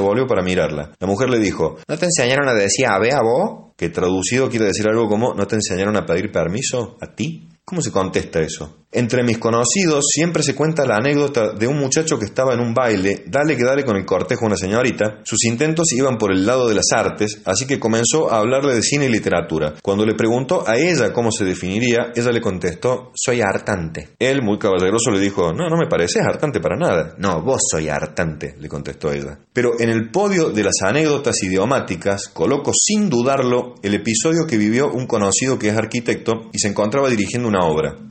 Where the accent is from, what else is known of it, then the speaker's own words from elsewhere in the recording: Córdoba, Argentina; accent: tonada cordobesa; nosotros mismos, los cordobeses